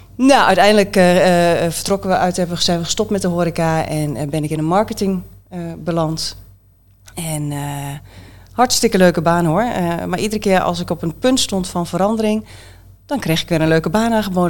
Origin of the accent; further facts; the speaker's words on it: Haaksbergen, Overijssel, Netherlands; accent: Twents; also born or lived in Enschede; niet in Borne. In, Enschede, opgegroeid in Haaksbergen